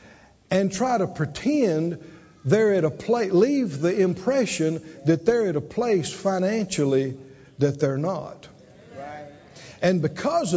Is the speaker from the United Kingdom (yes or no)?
no; Mississippi, United States; moved away; I'm from Mississippi, and then the Pentecostal church